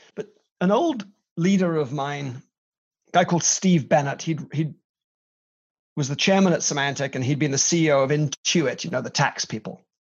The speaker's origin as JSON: {"language": "English", "region": "Wales", "country": "United Kingdom"}